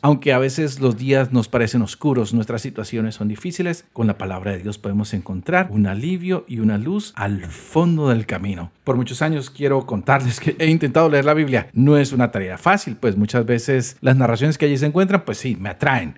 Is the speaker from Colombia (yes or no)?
yes; Colombia; now in United States; Yo nací en Colombia, llevo 20 años en los Estados Unidos